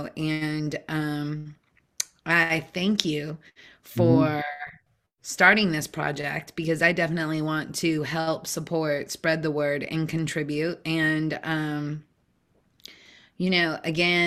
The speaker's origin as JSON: {"language": "English", "town": "Seattle", "region": "Washington", "country": "United States", "tie": "born or raised there", "said": "growing up in Seattle"}